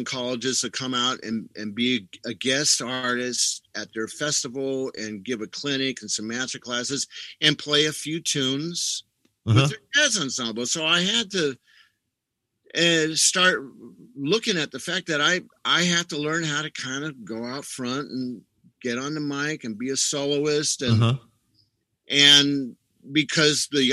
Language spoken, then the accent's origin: English; Los Angeles, California, United States; I grew up basically in Hollywood, California